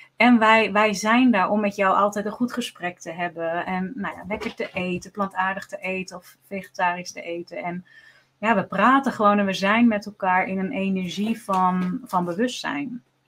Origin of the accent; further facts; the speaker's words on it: Netherlands; wij zijn Nederlanders